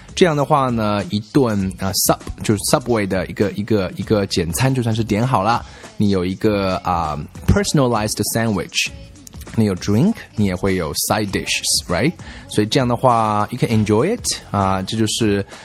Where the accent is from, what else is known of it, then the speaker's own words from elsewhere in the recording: China; 我们中国人吃的是 rice vinegar